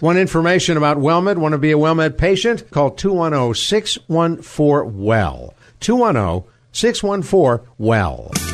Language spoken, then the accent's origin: English; Cleveland, Ohio, United States; I grew up in Cleveland